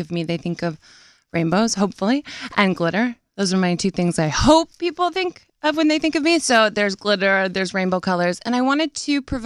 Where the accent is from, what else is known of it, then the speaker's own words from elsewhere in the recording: Nashville, Tennessee, United States; I'm from Nashville